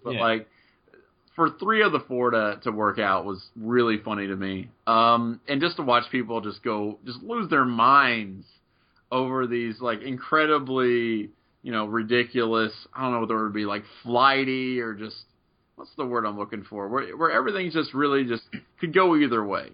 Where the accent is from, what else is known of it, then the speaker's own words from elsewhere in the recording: Middletown, Ohio, United States; growing up where I'm from Southwestern Ohio